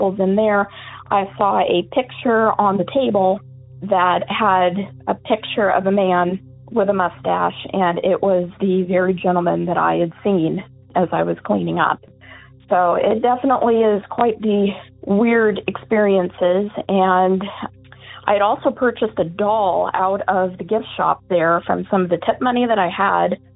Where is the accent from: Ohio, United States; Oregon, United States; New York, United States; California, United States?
Oregon, United States; Eugene; I am from Eugene, Oregon